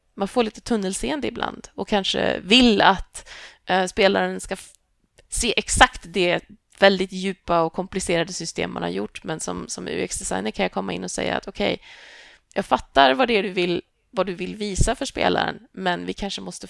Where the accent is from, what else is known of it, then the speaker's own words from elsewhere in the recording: Tibro, Västra Götaland, Sweden; moved away; also born or lived in Lund; jag växte upp i Tibro, vilket är en pytteliten håla i Västergötland.